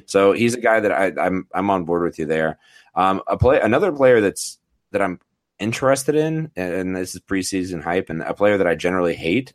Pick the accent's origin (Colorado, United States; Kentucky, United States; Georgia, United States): Colorado, United States; Denver; my hometown crew